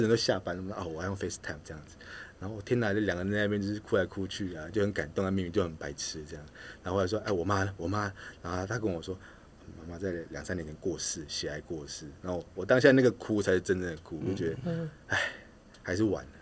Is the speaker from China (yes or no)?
no; Taiwan; also born or lived in Philippines; 全部就只有你一个台湾人。我说没有，一部分是因为在那边出生，想要找家人，寻亲为主的，比赛为辅。